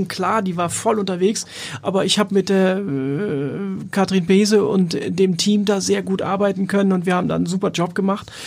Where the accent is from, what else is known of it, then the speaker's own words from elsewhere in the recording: Hamburg, Germany; moved away as an adult; bin in Wohldorf aufgewachsen